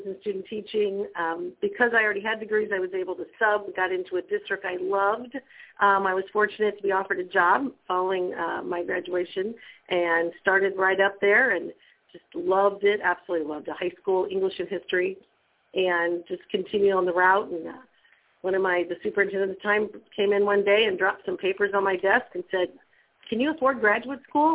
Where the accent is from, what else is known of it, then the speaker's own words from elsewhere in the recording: Granite City, Illinois, United States; I grew up in Granite City.